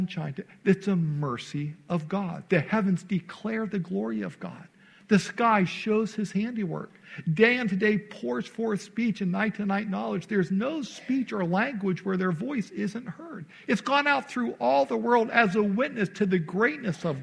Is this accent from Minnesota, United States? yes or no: no; Naperville, Illinois, United States; moved away as an adult; I spent most of my life growing up outside of Chicago in a suburb called Naperville. I was there from age 9 until I went off to Bible college.